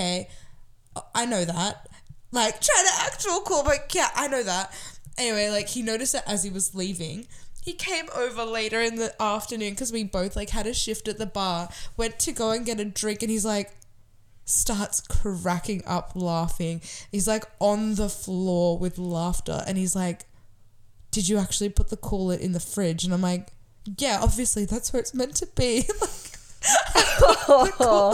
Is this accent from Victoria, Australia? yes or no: no; Sydney, New South Wales, Australia; I'm from Southwest Sydney.